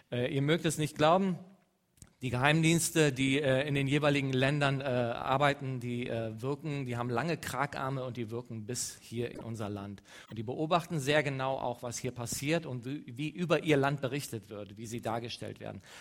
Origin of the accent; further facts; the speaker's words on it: Eastern Anatolia, Turkey; German is a second language; ich komme aus dem Nahen Osten, Ostanatolien. Ich komme ziemlich nah an der Grenze, äh, aus, äh, an der Grenze von, äh, von Syrien.